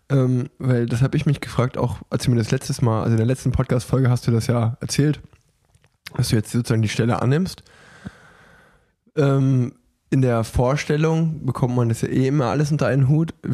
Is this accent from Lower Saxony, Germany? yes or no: yes; Hanover, Lower Saxony, Germany; Ich komme aus Hannover.